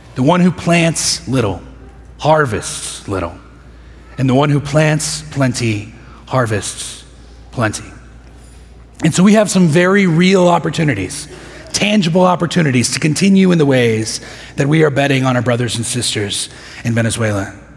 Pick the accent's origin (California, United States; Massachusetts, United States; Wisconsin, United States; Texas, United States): Texas, United States; Midland; moved away as an adult; now in Houston, United States; I spent most of my adolescence there